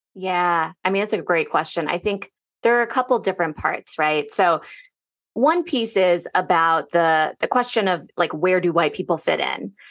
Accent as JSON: {"language": "English", "region": "Northern Virginia", "country": "United States", "tie": "born or raised there", "said": "growing up in Northern Virginia"}